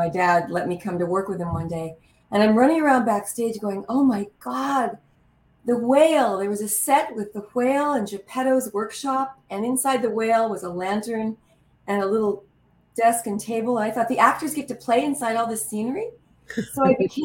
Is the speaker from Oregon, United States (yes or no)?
no; El Paso, Texas, United States; I was born in El Paso, Texas